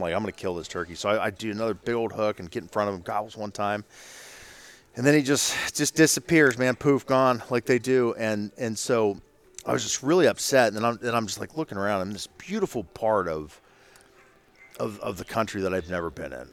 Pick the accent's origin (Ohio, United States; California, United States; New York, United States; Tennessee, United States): Ohio, United States; I'm from Ohio.